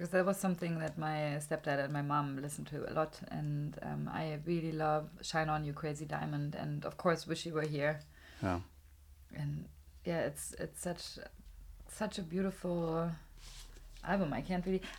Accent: Germany; English is a second language; also born or lived in Los Angeles, United States; I mean, now when I open my mouth, it's like you are from Germany.

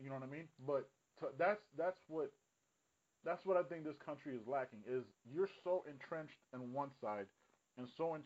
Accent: United States; as an American

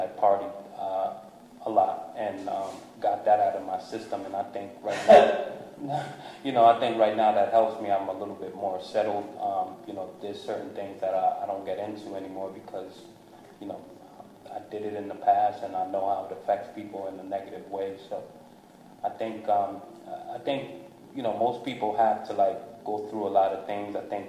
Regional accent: New Jersey, United States; I grew up in New Jersey, Hyde Park. My parents, we moved a lot. Mm-hmm. So, you know, I grew up in the hooded areas, and then I also grew up in the suburbs.

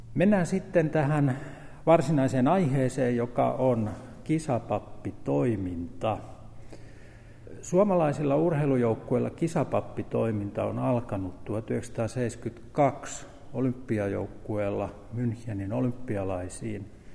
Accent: Pirkkala, Pirkanmaa, Finland; olen täältä Pirkkalasta syntyisin

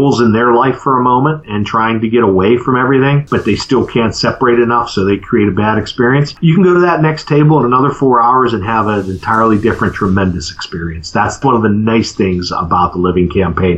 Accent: Western Pennsylvania, United States; moved away; back home where I grew up in Western PA

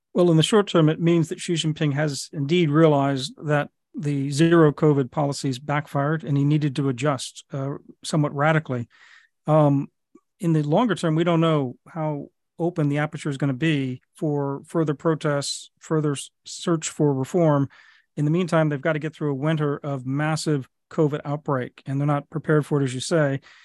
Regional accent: United States; as an American

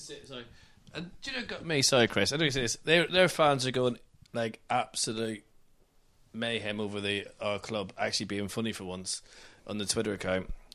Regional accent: Northern Ireland, United Kingdom; accent: Northern Irish; I'm the Northern Irish one, so I've got a funny accent, too

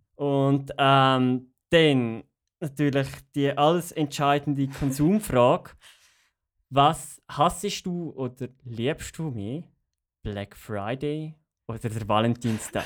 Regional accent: Graubünden, Switzerland; now in Zürich, Switzerland; ich bin aufgewachsen in Graubünden und da ist halt Italienisch Zweitsprache

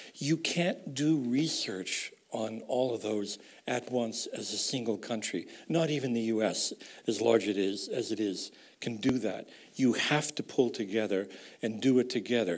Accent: United States; accent: American; moved away as an adult; also born or lived in Europe; as you can tell from my accent, I am an American. I've tried to lose that accent in 35 years, but not entirely

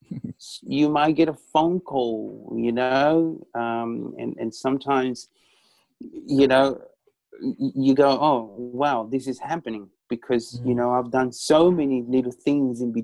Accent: Chile; I was born in South America, in Chile, Pacific, Latin music is something that runs within me

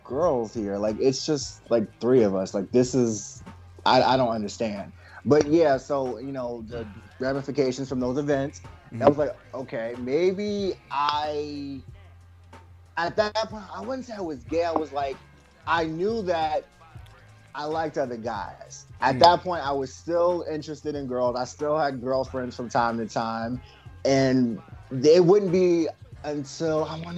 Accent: Potomac, Maryland, United States; moved away; also born or lived in southern Virginia; I'm originally from Potomac, Maryland. I transitioned to Virginia, southern part of Virginia, in the late 90s.

